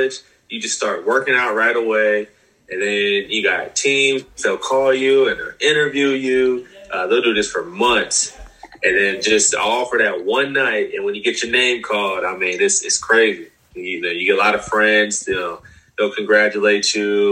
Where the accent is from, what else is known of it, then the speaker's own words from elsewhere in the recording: Texas, United States; moved away as an adult; also born or lived in Utah; I'm from Texas originally, and when you grow up in Texas, football is life